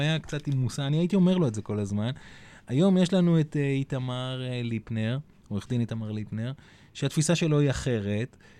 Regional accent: Hadera, Haifa District, Israel; moved away; אני מחדרה במקור, והבת שלי הייתה אצל ההורים שלי

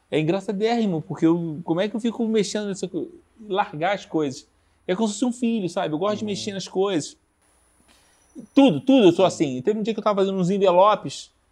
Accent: Rio de Janeiro, Brazil; Cara, eu vim do Rio. Então, é muita coisa na coxa, cara.

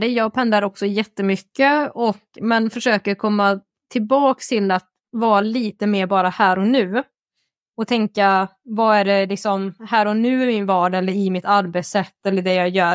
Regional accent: Värmland, Sweden; jag är värmlänning

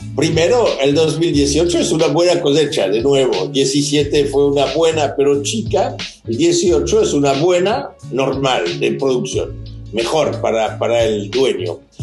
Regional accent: Pomerol, Nouvelle-Aquitaine, France; Spanish is a second language; Yo nací en Pomerol

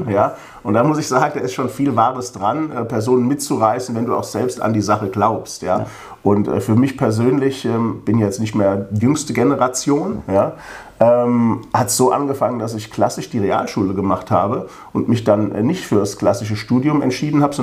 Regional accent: Königstein, Hesse, Germany; born there; Ich bin ja hier in Königstein geboren

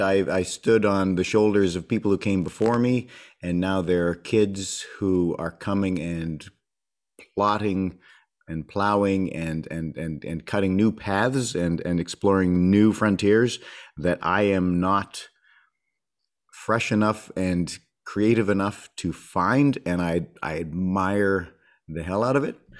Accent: Winnipeg, Manitoba, Canada; also born or lived in Edmonton; born in, born in Edmonton, but raised in Winnipeg since I was four

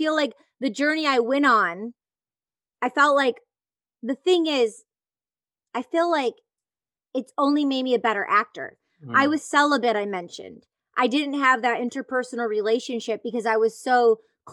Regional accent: Detroit, Michigan, United States; I grew up in the Detroit electronic music scene.

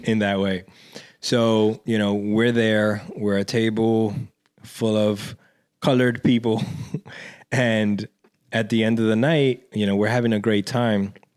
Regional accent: New York City, New York, United States; growing up in Washington Heights

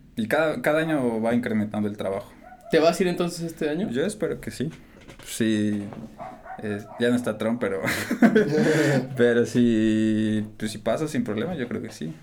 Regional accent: Mexico; also born or lived in United States

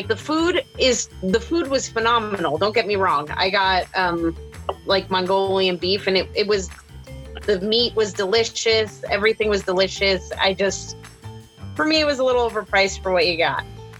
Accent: East Coast, United States; moved away; being from the East Coast

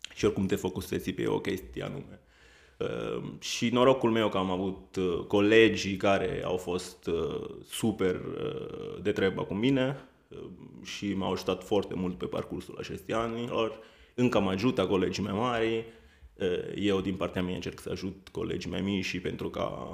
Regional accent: Italy; Romanian is a second language; moved away as an adult; now in Romania; Sunt italian.

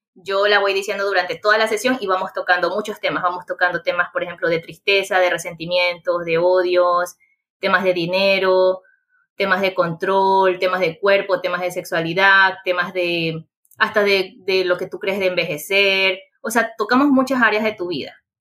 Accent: Chone, Manabí, Ecuador; Yo soy de Chone, Manabí, Ecuador

